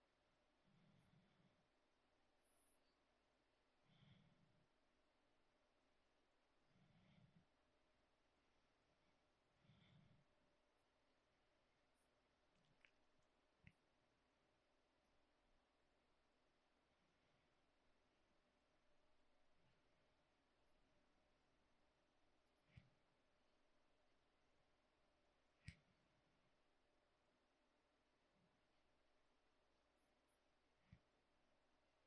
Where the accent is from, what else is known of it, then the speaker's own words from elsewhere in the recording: United States; first language Gujarati; English is a second language; also born or lived in India / San Francisco / Oklahoma / Nebraska; growing up in the Quad Cities